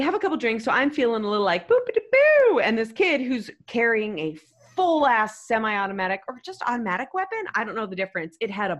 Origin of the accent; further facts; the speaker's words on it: United States; I hated telling people I was American.